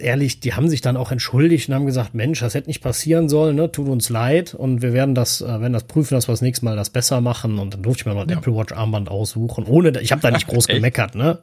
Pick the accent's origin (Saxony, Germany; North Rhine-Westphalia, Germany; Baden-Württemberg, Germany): North Rhine-Westphalia, Germany; Cologne; als Kölner